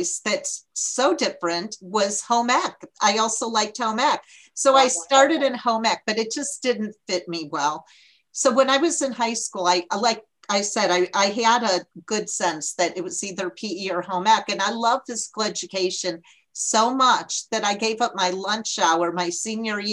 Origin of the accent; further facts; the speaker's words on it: Barrington, Illinois, United States; moved away as an adult; also born or lived in Iowa; Barrington, Illinois. It's a suburb of Chicago, about an hour from the city